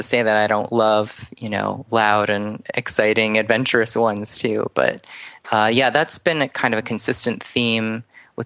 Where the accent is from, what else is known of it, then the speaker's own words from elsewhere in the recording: outside of New York City, United States; I grew up outside of New York City and actually just a town over from where he lived for a time